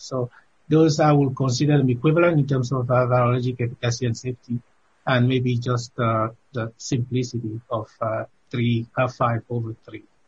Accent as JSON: {"language": "English", "country": "Cameroon", "moved": "yes", "said": "my home country of Cameroon"}